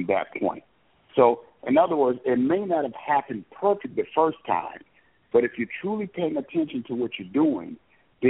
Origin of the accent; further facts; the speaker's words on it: Illinois area and Wisconsin, United States; growing up in the Illinois area and Wisconsin